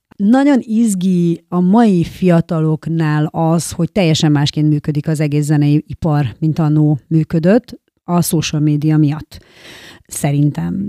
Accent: Hajdúnánás, Hajdú-Bihar, Hungary; also born or lived in Debrecen; Hajdunánáson nőttem fel

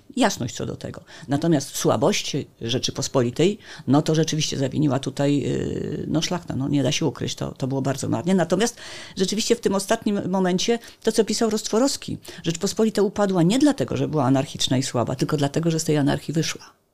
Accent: Gdańsk, Pomeranian Voivodeship, Poland; Jestem gdańszczanką

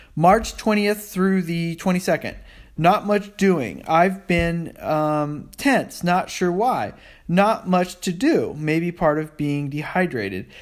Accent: United States; I'm an American

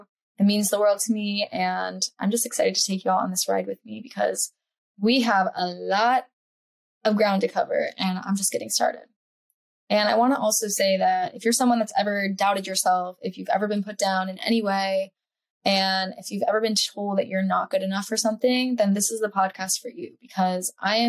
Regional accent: Silver Spring, Maryland, United States; moved away as an adult; also born or lived in Charleston, South Carolina / Miami, Florida; I grew up in Silver Spring, Maryland. Shout out to the 301. And when I was 18, I honestly never looked back.

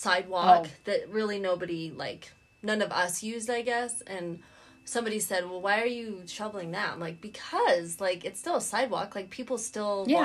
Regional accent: Park City, Utah, United States; I'm from Park City

